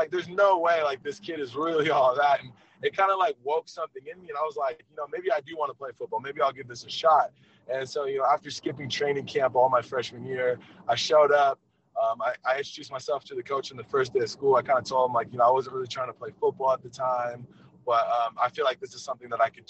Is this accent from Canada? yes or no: no; Eatonville, Washington, United States; It's called Eatonville, Washington. Man, it's one of those towns that you really don't think about. It's in the backwoods, but it was a blessing to go there because, you know, I grew up there